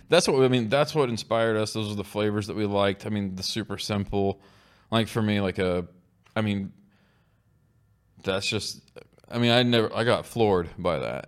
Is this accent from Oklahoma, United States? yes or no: yes; Oklahoma, United States; We're all from Oklahoma